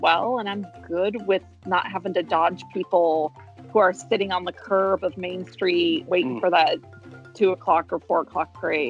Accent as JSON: {"language": "English", "region": "West Coast", "country": "United States", "tie": "born or raised there", "moved": "yes", "said": "I grew up on the West Coast more"}